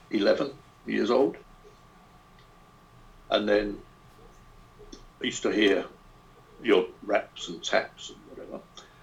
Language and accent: English; London, United Kingdom; I grew up in South London, just after the war. So it would have been about 1955